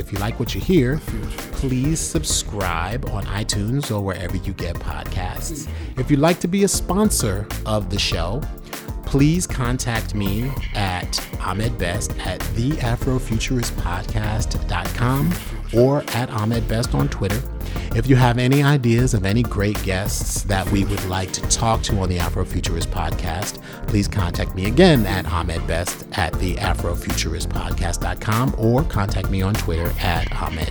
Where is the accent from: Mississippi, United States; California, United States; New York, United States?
New York, United States; Bronx; Growing up in the Bronx and seeing Flash, as I talked about in the beginning, jack into the streetlights for power to power on his turntables, I didn't think that was a big deal.